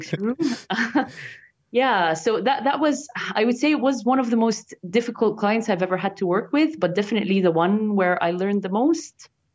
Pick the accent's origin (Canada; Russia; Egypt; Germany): Egypt; moved away as an adult; now in United Kingdom; my hometown in Egypt